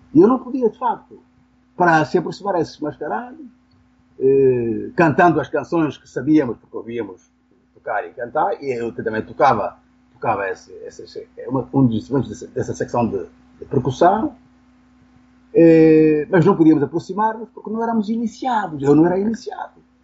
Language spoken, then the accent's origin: Portuguese; Benguela, Angola; eu nasci em Benguela, uma pequena cidade do litoral